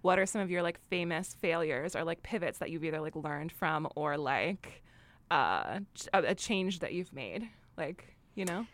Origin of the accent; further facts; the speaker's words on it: New York, United States; I'm a New Yorker